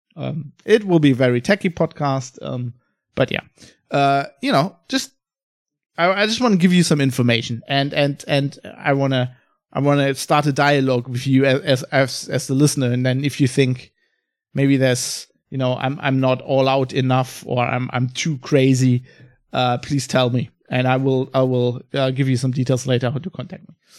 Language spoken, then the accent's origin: English; Germany; also born or lived in Australia / United Kingdom; I live in Germany. I'm fr-, I'm from Germany